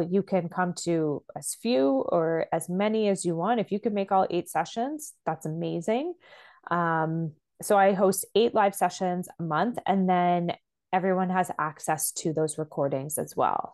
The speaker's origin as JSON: {"language": "English", "country": "Canada", "said": "I'm Canadian"}